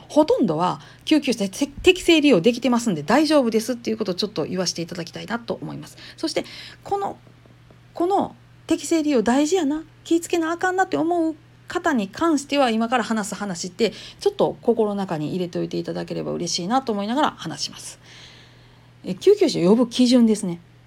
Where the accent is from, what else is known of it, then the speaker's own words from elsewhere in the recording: Kansai, Japan; accent: Kansai dialect; 関西弁でなんやかんやしゃべり散らかす